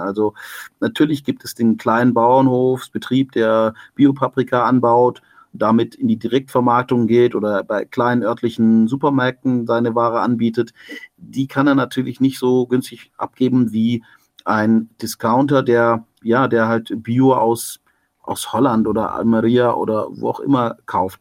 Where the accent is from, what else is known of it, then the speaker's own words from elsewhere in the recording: Stuttgart, Baden-Württemberg, Germany; Ich bin ja da in Stuttgart aufgewachsen